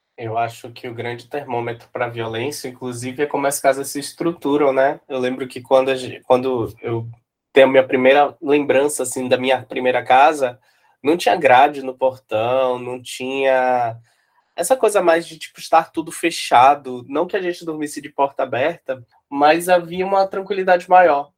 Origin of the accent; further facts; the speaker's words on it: Salvador, Bahia, Brazil; eu sou nascido, criado, batizado em Piripiri.